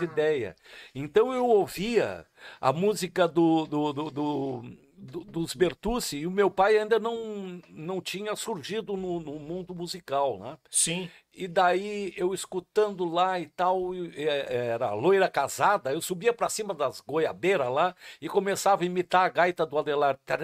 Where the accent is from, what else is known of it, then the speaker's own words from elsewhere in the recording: Taquara, Rio Grande do Sul, Brazil; also born or lived in Rio Pardo; eu sou nascido em Taquara e tenho o maior carinho por Rio Pardo também, por ser registrado lá nessa terra tão querida